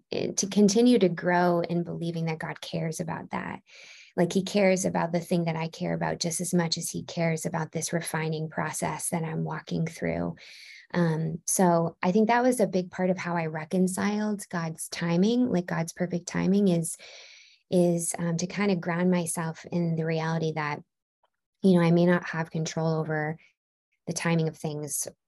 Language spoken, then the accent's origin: English; Baltimore, Maryland, United States; moved away as an adult; also born or lived in California / Chicago; now in Nashville, United States; I grew up in Baltimore, Maryland, and then in 2014 I moved to California